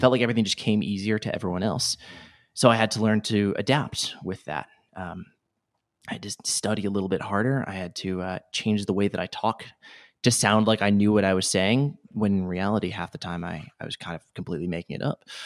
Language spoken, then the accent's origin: English; Rhode Island, United States; born or raised there